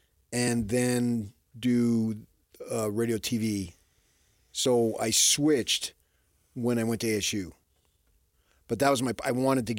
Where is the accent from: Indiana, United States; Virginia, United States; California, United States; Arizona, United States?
Arizona, United States; born or raised there; now in Utah, United States